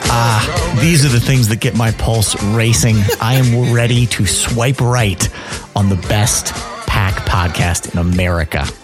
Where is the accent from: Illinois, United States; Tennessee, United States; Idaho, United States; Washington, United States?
Illinois, United States; Chicago; I'm from Chicago